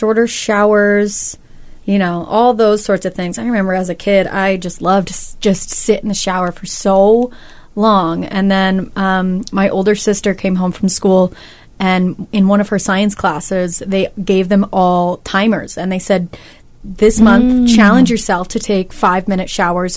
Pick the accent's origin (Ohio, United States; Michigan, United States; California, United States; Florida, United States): California, United States; growing up in California